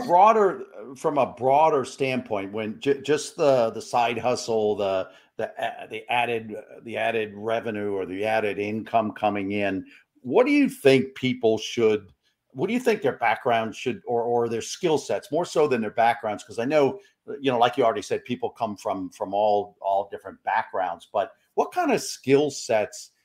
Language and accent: English; New York, United States; we're fellow uh, fellow New Yorkers